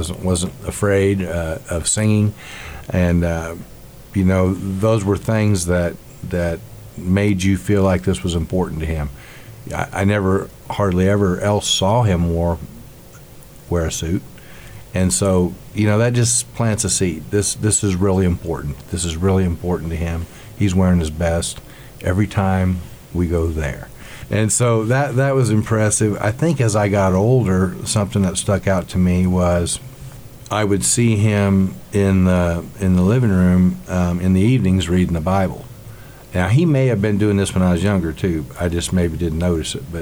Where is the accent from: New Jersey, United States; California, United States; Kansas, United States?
Kansas, United States; Great Bend; also born or lived in McPherson, Kansas; I was born actually in McPherson, and we lived on a farm, but I was child number eight, so I was at the tail end of that, and so we moved to Great Bend in 1966. So I was 4 years old. We moved to Great Bend, so I grew up my entire life in Great Bend.